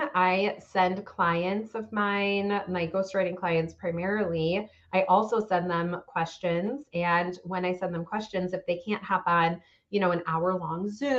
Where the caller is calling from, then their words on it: Chicago, Illinois, United States; I'm in the northern suburbs of Chicago.